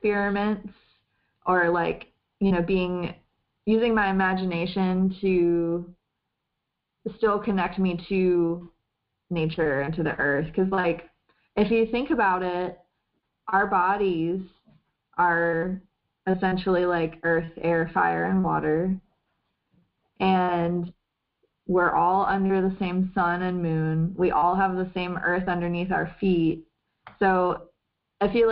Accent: the South, United States; I was raised in the South

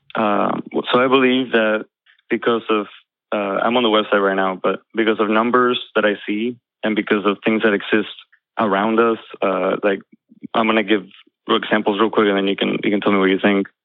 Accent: Argentina; now in Jacksonville, United States; I'm from Argentina. Uh, I'm in Florida now, Jacksonville

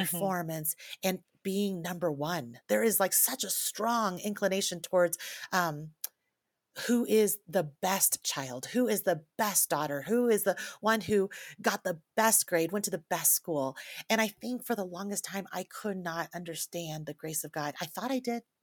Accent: Taiwan; I grew up in a, in the Chinese culture, I was born in Taiwan, my family is from China

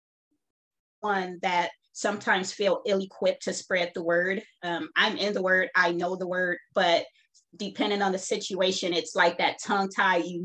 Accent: Los Angeles, California, United States; I am born and raised in Los Angeles, California

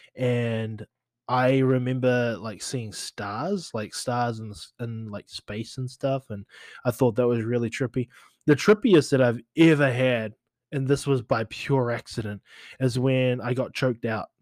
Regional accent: New Zealand; moved away; as a kid growing up in New Zealand

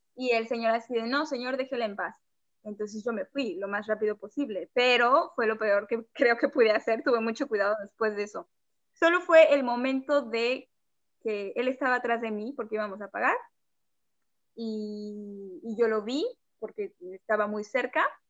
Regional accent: Mexico City, Mexico; moved away as an adult; also born or lived in Mérida, Mexico; Yo soy de la Ciudad de México y viví en Mérida los cuatro años de mi carrera

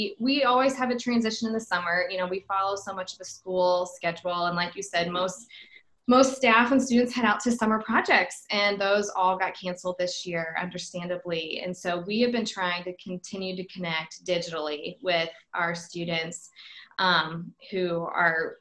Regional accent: Greenwood, Indiana, United States; So I grew up down on the South Side, went to Center Grove High School

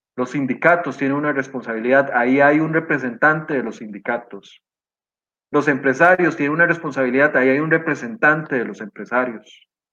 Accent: Costa Rica; como costarricense

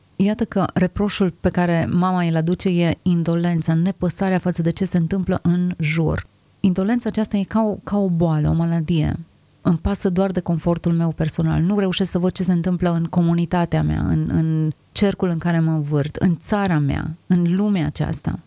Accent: Romania; Suntem născuți aici cu un anumit scop și cu un anumit sens. Suntem români

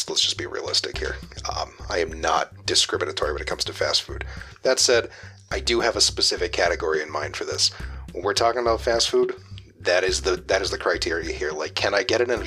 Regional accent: upstate New York, United States; moved away as an adult; now in Massachusetts, United States; I grew up in upstate New York

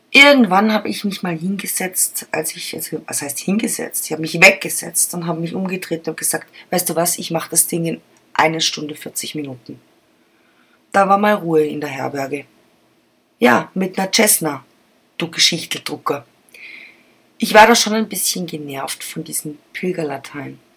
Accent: Germany; Ich bin auch Deutsche, ich tue es auch.

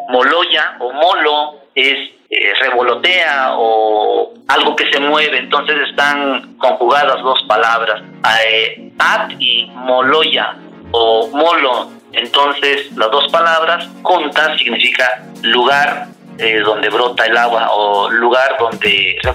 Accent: Mexico; first language Nahuatl; Spanish is a second language; mi lengua materna es el náhuatl. Me da mucho gusto enseñar y compartir esta lengua muy bonita que se habla en nuestro Estado de México y en nuestro país, nuestro querido México.

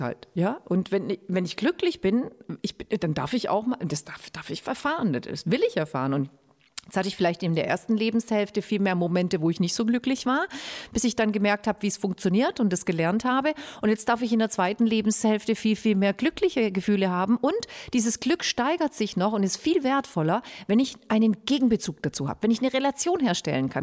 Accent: Germany; bei uns in Deutschland

